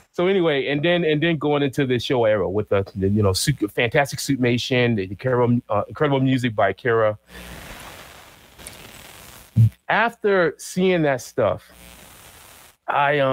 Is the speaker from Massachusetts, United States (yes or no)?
yes; Boston, Massachusetts, United States; I grew up in Boston in a place called Jamaica Plain